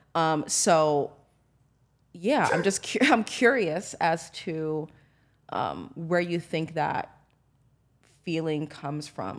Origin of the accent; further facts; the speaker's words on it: United States; growing up in America, in corporate America